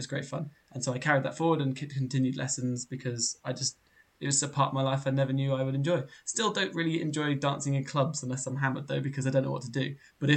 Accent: England, United Kingdom; our English culture of being English

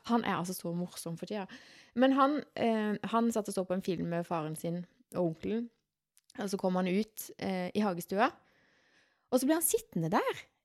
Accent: Sørlandet, Norway; vi sørlendinger

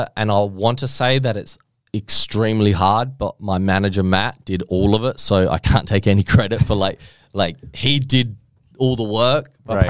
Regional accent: Australia; accent: light Australian; moved away; I have a light Australian accent compared to my family.

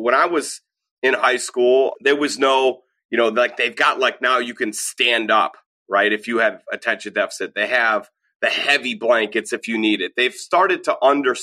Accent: United States; also born or lived in Minnesota / Illinois; as an American from the suburbs

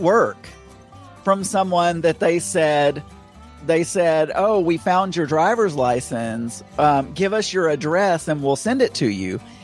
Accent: Bradley County, Arkansas, United States; moved away; my hometown we had a festival called the Pink Tomato Festival because we were known for Bradley County

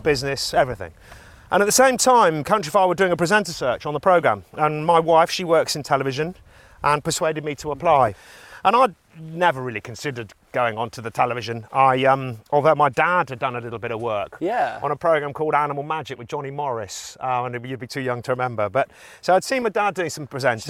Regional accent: the Cotswolds, England, United Kingdom; I'm a farmer from the Cotswolds

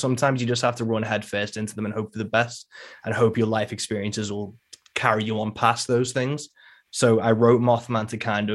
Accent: Rock Ferry, North West England, United Kingdom; Rock Ferry, that's about my hometown in England.

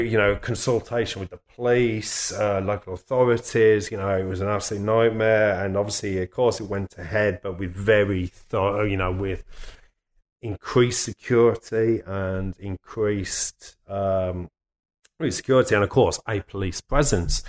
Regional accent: Birmingham, West Midlands, United Kingdom; moved away; I'm from Birmingham

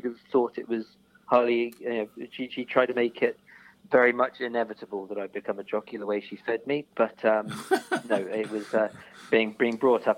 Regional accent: the Cotswolds, South West England, United Kingdom; I was brought up in the Cotswolds.

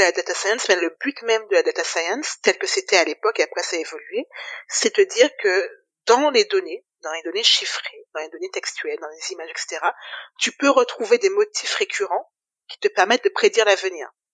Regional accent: Guadeloupe; moved away as an adult; also born or lived in Metropolitan France; je suis arrivée juste après le bac, donc j'ai fait mon bac en Guadeloupe

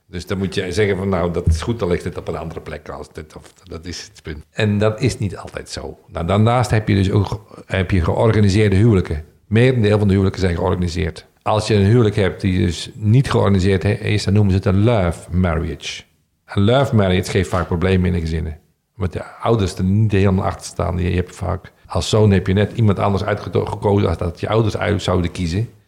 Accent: Netherlands; En dat zijn we Nederlanders niet gewend.

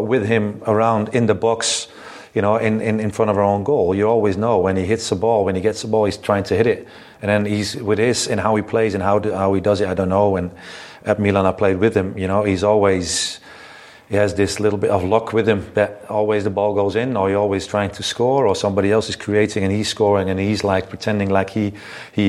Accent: Netherlands; moved away as an adult; growing up in Holland and in the system in Holland

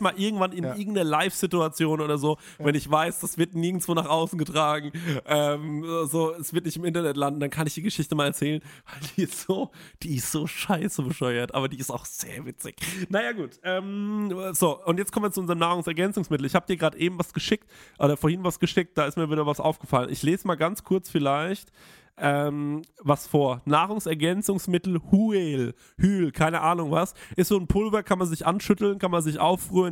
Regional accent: Germany; bei uns in Deutschland

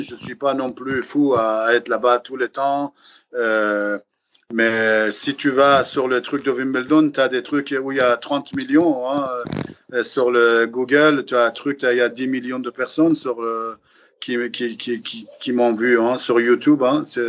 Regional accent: Iran; now in France; depuis que j'ai quitté l'Iran

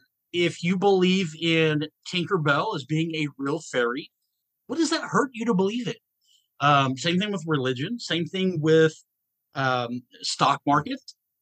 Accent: Atlanta, Georgia, United States; Okay, so I grew up in Atlanta, Georgia. I have lived in 42 different states.

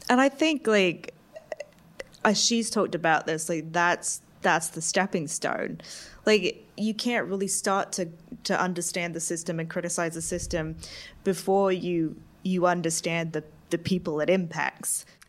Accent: Arizona, United States; I grew up in Arizona

